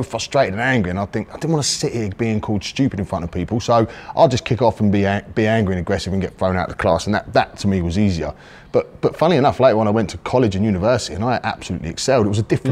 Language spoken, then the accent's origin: English; Guildford, South East England, United Kingdom; also born or lived in Woking; now in Pattaya, Thailand; I was born in Woking, actually. We moved to Guildford a little bit later on. I was still quite young when I got to Guildford, but I kind of grew up in Guildford